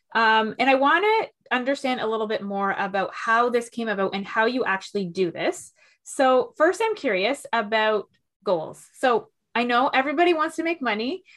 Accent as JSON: {"language": "English", "town": "Toronto", "region": "Ontario", "country": "Canada", "said": "I'm from Toronto"}